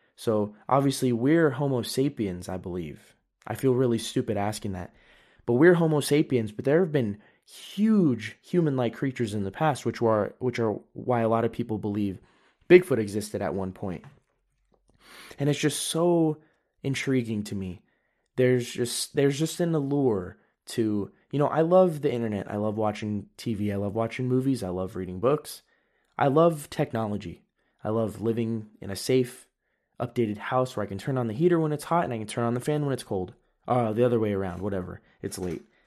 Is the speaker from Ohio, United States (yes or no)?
no; California, United States; I'm from California